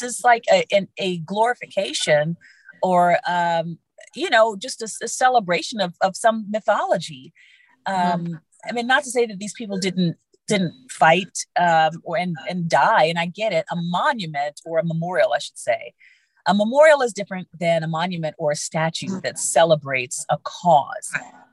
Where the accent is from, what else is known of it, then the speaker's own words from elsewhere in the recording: Oklahoma, United States; moved away; I am originally from Oklahoma.